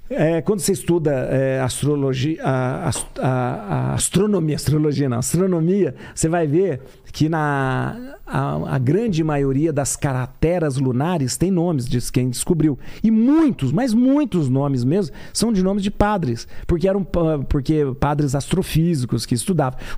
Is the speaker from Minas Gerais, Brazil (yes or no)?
yes; Lavras, Minas Gerais, Brazil; sou de uma ah. cidade, Lavras, que é o sul de Minas.